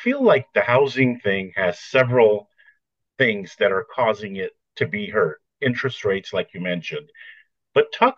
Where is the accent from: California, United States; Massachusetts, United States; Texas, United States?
California, United States; Glendale; moved away; I was born in Glendale.